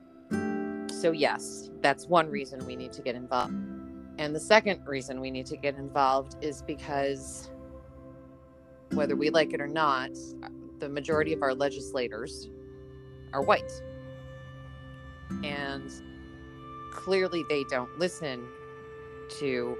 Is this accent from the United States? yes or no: yes; Chicago, Illinois, United States; moved away as an adult; now in New Orleans, United States; I'm from Chicago.